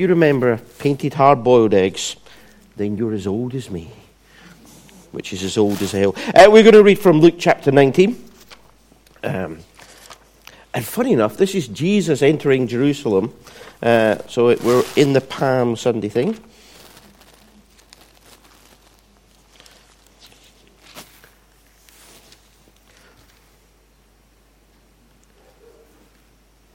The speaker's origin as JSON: {"language": "English", "region": "Scotland", "country": "United Kingdom", "tie": "born or raised there", "said": "where I was brought up in Scotland"}